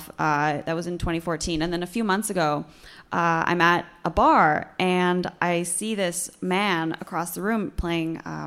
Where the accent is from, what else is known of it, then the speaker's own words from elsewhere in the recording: Vancouver, British Columbia, Canada; I'm from Vancouver